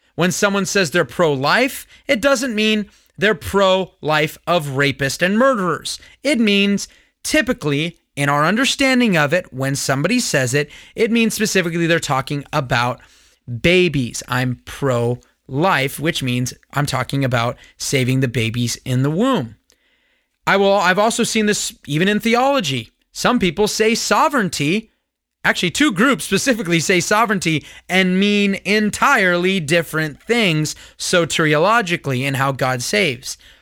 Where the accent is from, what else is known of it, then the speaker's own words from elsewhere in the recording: Simi Valley, California, United States; also born or lived in Lancaster, California; I live in Simi Valley. I grew up in Simi Valley